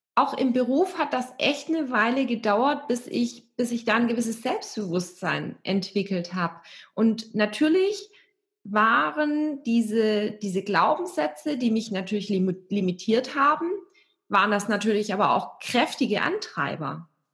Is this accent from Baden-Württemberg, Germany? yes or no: yes; area around Stuttgart, Baden-Württemberg, Germany; moved away; also born or lived in Hamburg; ich bin mit meiner Katze und meinem Hund, meinen Büchern und meinen Klamotten weg aus Hamburg nach Stuttgart gezogen. Stuttgart kannte ich auch nicht, aber ich bin hier in der Gegend aufgewachsen und geboren